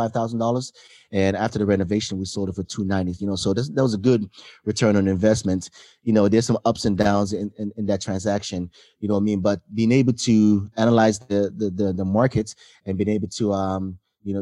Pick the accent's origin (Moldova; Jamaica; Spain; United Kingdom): Jamaica; also born or lived in Hawaii; now in United States; I come from Jamaica